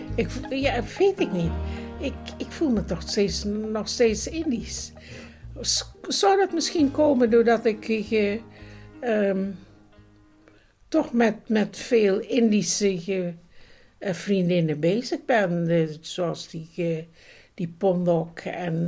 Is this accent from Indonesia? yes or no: yes; Bandung, West Java, Indonesia; moved away; also born or lived in Roermond, Netherlands / London, United Kingdom; ik uit Bandung kwam.